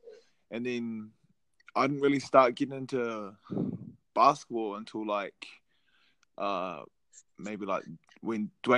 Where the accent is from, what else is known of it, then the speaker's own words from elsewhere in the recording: Hamilton, Waikato, New Zealand; also born or lived in Auckland; born in Auckland, raised in Hamilton, but my area is Ngāpuhi and Ngāti Kananu